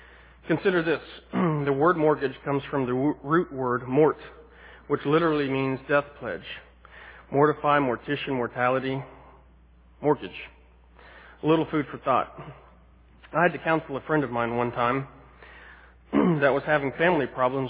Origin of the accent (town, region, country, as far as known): United States